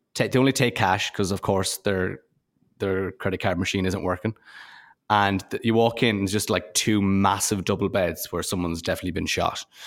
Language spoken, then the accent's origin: English; Ireland; I'm from Ireland